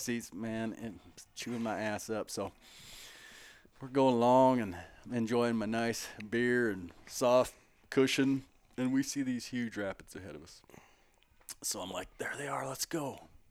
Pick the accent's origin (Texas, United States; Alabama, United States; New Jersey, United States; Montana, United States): Montana, United States; Billings; I grew up in Billings